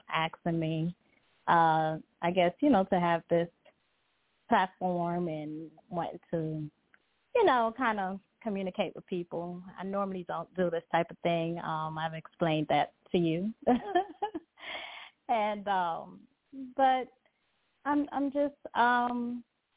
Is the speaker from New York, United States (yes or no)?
yes; New York City, New York, United States; moved away as an adult; also born or lived in Guyana / Lithonia, Georgia; now in Georgia, United States; I did hair in New York, which I'm from Brooklyn, New York, Crown Heights.